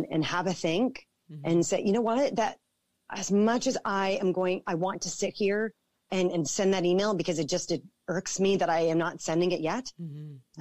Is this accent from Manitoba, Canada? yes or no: no; Toronto, Ontario, Canada; I born and raised in Toronto